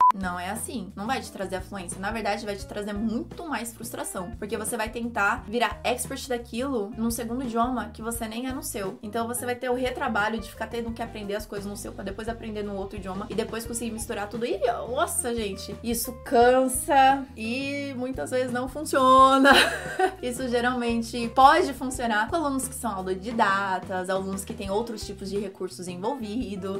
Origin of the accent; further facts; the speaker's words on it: São Paulo, Brazil; accent: paulista; first language Portuguese; Eu sou paulista, não tenho, não importo com meu sotaque de paulista, todo mundo fala que eu sou do interior, sendo que eu não sou